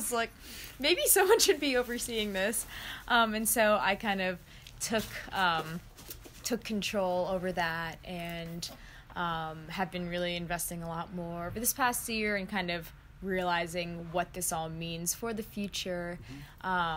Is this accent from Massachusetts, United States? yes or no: no; New York City, New York, United States; also born or lived in Japan / Yamhill, Oregon; I was raised in New York, but kind of bounced between here and New York my whole life. I was actually born in Japan